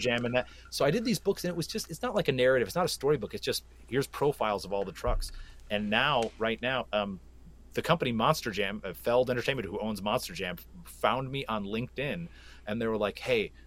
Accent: Flint, Michigan, United States; I was born and raised in Flint, Michigan, and uh, being from Flint means an awful lot to me

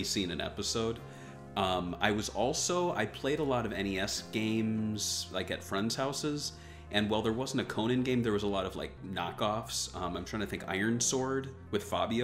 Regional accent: Minneapolis, Minnesota, United States; I grew up in Minneapolis

